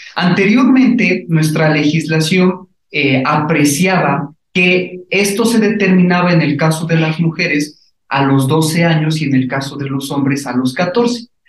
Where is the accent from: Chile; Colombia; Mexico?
Mexico; Puebla; nosotros como poblanos